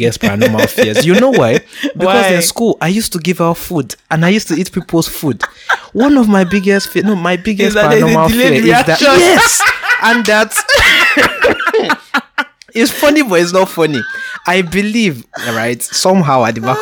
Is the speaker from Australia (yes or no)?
no; Nigeria; I'm Nigerian.